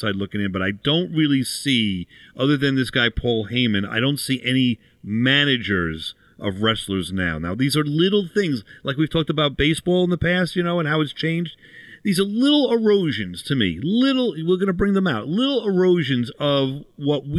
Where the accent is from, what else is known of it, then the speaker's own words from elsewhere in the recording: Long Island, New York, United States; growing up on Long Island